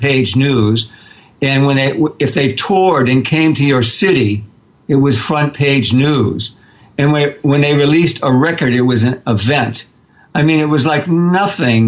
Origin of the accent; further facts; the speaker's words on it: Arlington, Massachusetts, United States; I grew up in Arlington, Massachusetts, and it's a sort of a bedside community outside of Cambridge, which is outside of Boston